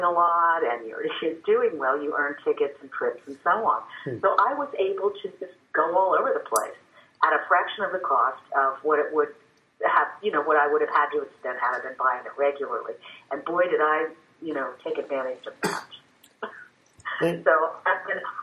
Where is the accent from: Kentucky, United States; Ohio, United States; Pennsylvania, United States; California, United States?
Ohio, United States; New Concord; moved away as an adult; also born or lived in Washington, D.C.; now in Marietta, United States; I grew up in New Concord, Ohio, the home of John Glenn